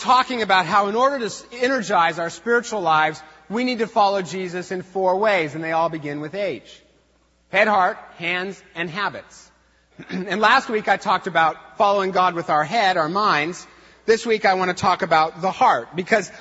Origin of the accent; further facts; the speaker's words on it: Eastern Washington, United States; I was raised in Eastern Washington, where we have no feelings